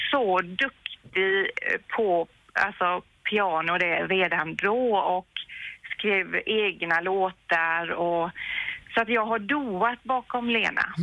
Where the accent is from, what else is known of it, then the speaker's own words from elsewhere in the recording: Vetlanda, Jönköping County, Sweden; Jag är ju uppvuxen, född och uppvuxen i Vetlanda, så jag har växt upp med